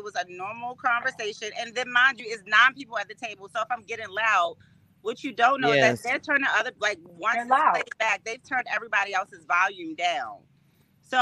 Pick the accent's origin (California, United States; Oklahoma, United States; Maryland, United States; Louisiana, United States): Maryland, United States; Baltimore; I'm originally from Baltimore. West Baltimore